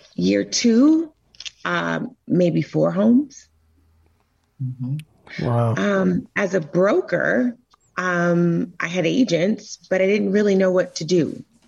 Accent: Florida, United States; moved away as an adult; also born or lived in Tampa, Florida; now in Atlanta, United States; I'm originally from Florida, and I used to ride down Bayshore and look at the houses

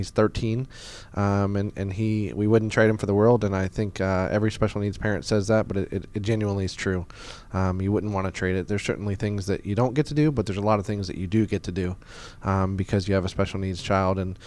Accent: Marietta, Georgia, United States; also born or lived in Boston, Massachusetts / Louisville, Kentucky; I was originally born in Boston, Massachusetts. I didn't live there for a long time, but I moved down to Atlanta when I was 10. My parents relocated down here, and obviously I came with them. And I grew up in Marietta, Georgia

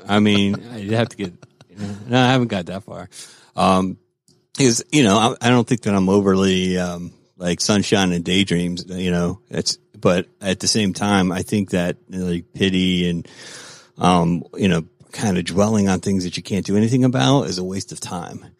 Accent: Florida, United States; now in Georgia, United States; I grew up in Florida

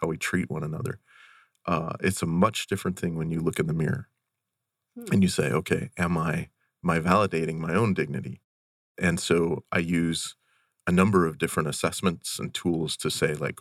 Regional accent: Western Montana, United States; as a kid, growing up in Western Montana

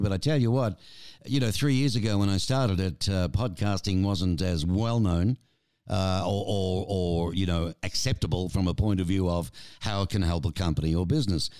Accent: Australia; now in Tucson, United States; I'm Australian

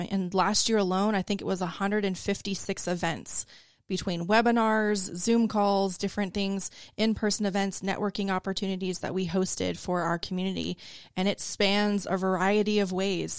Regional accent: Florida, United States; now in Forsyth County, Georgia, United States; I'm from Florida originally

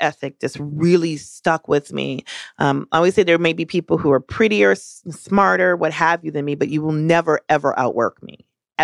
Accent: Milwaukee, Wisconsin, United States; moved away; I actually grew up in the Midwest. I grew up partially in Milwaukee, Wisconsin

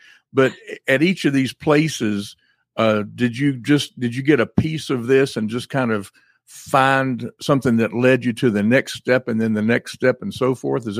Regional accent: Greenville, South Carolina, United States; I'm from Greenville, South Carolina.

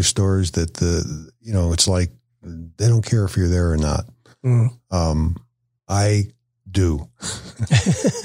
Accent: Chicago, Illinois, United States; now in Woodstock, United States; I'm from Chicago

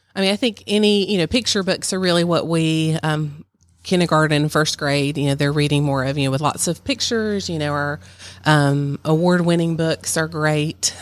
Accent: Virginia, United States; moved away; I grew up in Virginia

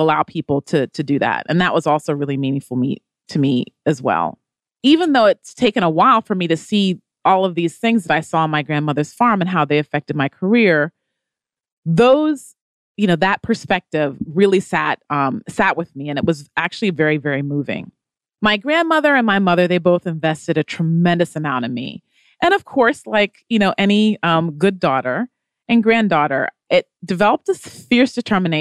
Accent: Atlanta, Georgia, United States; also born or lived in Stone Mountain, Georgia; I grew up here in Atlanta, where we tape CEO Exclusive

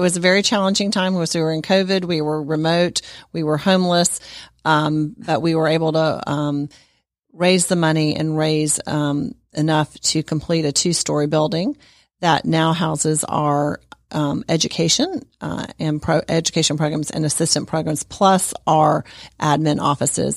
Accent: Sandy Springs, Georgia, United States; I am actually from Sandy Springs, Georgia, and I grew up in the community.

